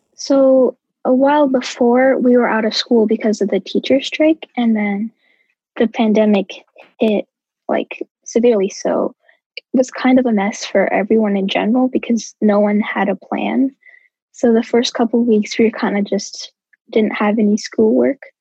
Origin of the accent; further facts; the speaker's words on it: St. Paul, Minnesota, United States; I am from St. Paul